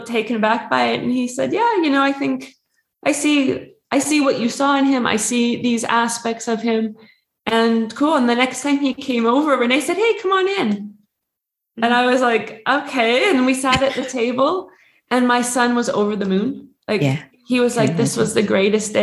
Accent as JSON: {"language": "English", "country": "Canada", "said": "I'm Canadian"}